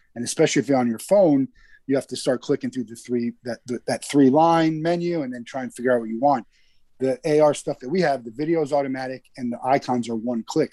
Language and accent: English; New Jersey, United States; I'm from New Jersey, so I've i I grew up in the cold